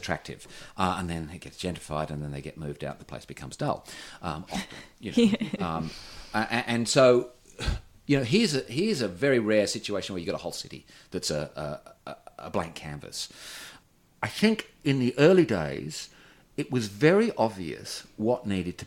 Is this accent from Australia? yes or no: yes; Perth, Western Australia, Australia; now in Newcastle, Australia; I'm from Western Australia. I know parochialism. I grew up there in the 70s and 80s.